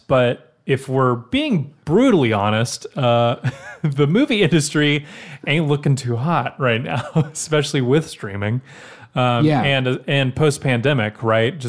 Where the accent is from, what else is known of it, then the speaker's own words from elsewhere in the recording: Nashville, Tennessee, United States; also born or lived in Brentwood, Tennessee / Franklin, Tennessee; I grew up in Nashville. I've been born here. I was born in Vanderbilt.